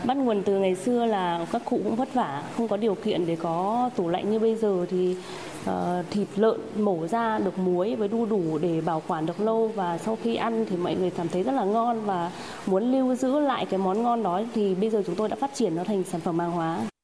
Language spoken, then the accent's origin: Vietnamese; Thach Kiet, Phú Thọ, Vietnam; born or raised there